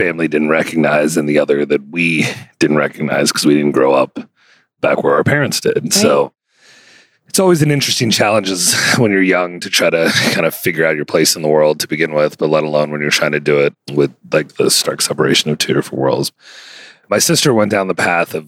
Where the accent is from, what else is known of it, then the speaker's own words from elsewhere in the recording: D.C. area, Northern Virginia / Washington, United States; also born or lived in Chicago, Illinois; I was born in Chicago and grew up in the D.C., Northern Virginia, D.C. Okay. area